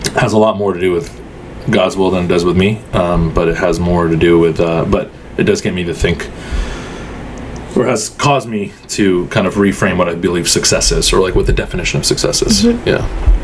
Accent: Southern California, United States; also born or lived in Egypt / Houston, Texas; I was born born in Egypt, um, and we immigrated uh, to the United States to Houston, Texas, um, for for about three four years, and then uh, and then moved to Southern California.

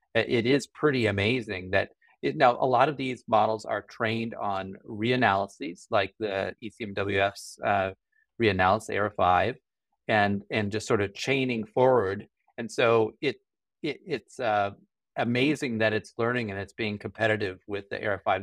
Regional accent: Colorado Springs, Colorado, United States; I grew up in Colorado Springs

